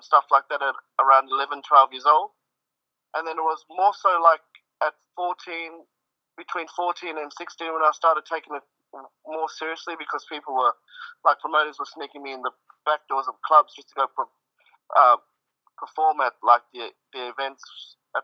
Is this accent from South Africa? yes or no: yes; South Africa; moved away; in my home country of South Africa